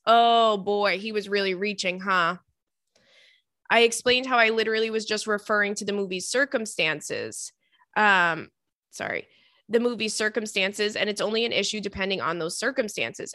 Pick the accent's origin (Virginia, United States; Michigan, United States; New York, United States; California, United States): New York, United States; Long Island; the Target in my hometown is really good